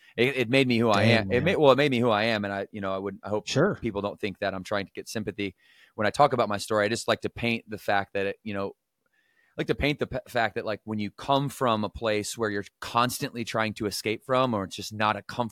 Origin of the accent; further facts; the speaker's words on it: Battle Creek, Michigan, United States; Growing up in Battle Creek, Michigan, I come from a very chaotic, toxic environment.